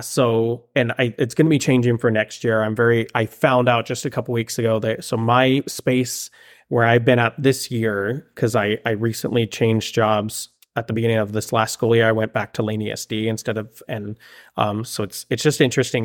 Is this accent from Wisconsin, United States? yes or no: no; Palmdale, California, United States; moved away as an adult; also born or lived in Monterrey, Mexico / Oregon; now in Springfield, Oregon, United States; growing up in Palmdale